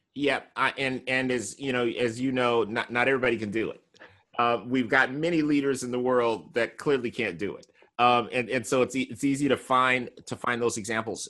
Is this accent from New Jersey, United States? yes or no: no; California, United States; I'm from California